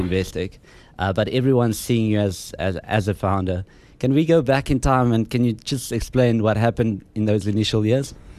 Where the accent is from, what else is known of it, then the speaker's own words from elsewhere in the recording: Harrismith, Free State, South Africa; I'm from Harry Smith